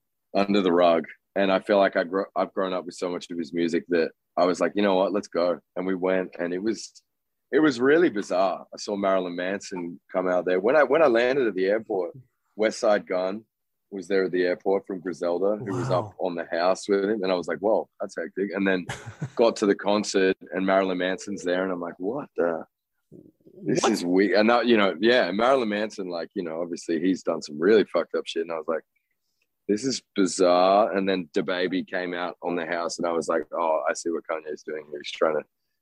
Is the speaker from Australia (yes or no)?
yes; Canberra, Australian Capital Territory, Australia; moved away as an adult; now in Los Angeles, United States; I'm from Canberra, which is a pretty boring place